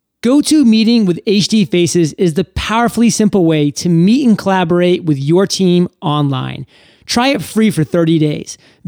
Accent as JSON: {"language": "English", "region": "Maine", "country": "United States", "said": "Oh my God, you know I'm from Maine, don't you?"}